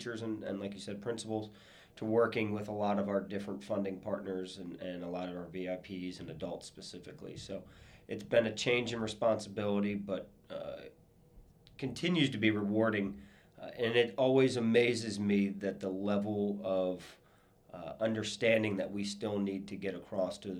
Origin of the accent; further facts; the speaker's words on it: Crofton, Maryland, United States; I grew up outside of Annapolis in Crofton